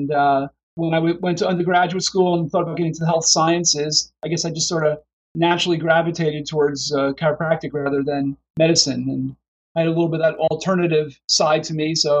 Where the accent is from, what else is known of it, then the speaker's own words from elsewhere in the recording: New Jersey, United States; moved away as an adult; also born or lived in Davenport, Iowa; now in Pittsburgh, United States; I graduated in 82 from Palmer in Davenport, and I'm from New Jersey originally. So I moved back to New Jersey with my wife and kids and to be around my family, practiced there for about 10 years.